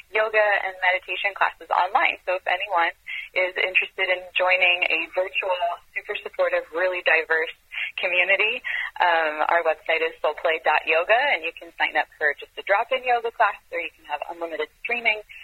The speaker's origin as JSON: {"language": "English", "country": "Israel", "tie": "born or raised there", "also_born_or_lived": "France / Europe", "moved": "as an adult", "lives_now": "California, United States", "said": "I was born in France, and I grew up in Israel, and I moved wow. to the U.S. Uh, when I was 21."}